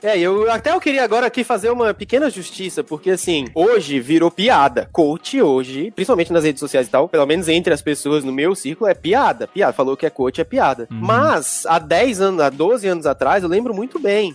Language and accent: Portuguese; Brasília, Federal District, Brazil; cresci em Brasília